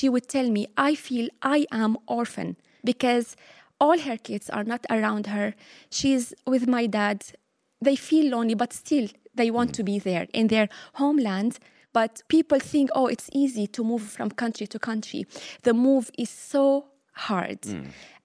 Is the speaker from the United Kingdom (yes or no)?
no; Latakia, Latakia Governorate, Syria; English is a second language; moved away as an adult; also born or lived in Kuwait / Limerick, Ireland; now in Ireland; back home in my hometown, Latakia